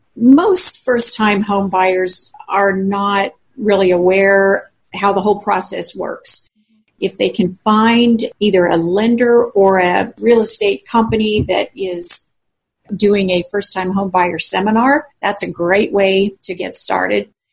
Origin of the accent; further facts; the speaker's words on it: Colorado, United States; moved away as an adult; also born or lived in South Central Kansas; now in Newton, Kansas, United States; I grew up in Colorado